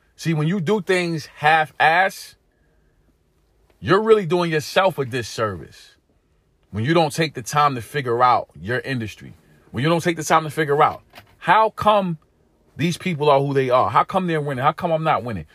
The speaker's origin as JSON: {"language": "English", "town": "New York City", "region": "New York", "country": "United States", "tie": "born or raised there", "said": "Growing up in East New York, Brooklyn, growing up in pink houses, growing up in an inner city community here in America"}